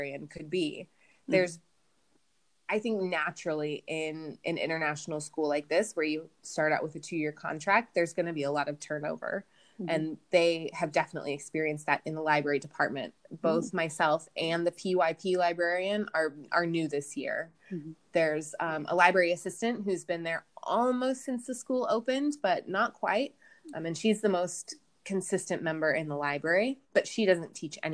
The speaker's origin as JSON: {"language": "English", "country": "United States", "also_born_or_lived": "Colorado", "moved": "as an adult", "lives_now": "India", "said": "as an American"}